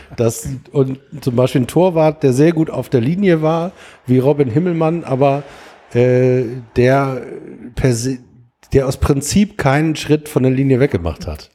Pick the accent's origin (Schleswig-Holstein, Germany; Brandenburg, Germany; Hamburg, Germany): Hamburg, Germany; ich bin aufgewachsen in Blankenese